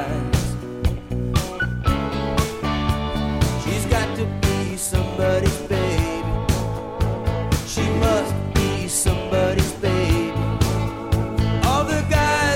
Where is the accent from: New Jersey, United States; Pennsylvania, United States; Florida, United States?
Pennsylvania, United States; accent: Pennsylvania; my Pennsylvania accent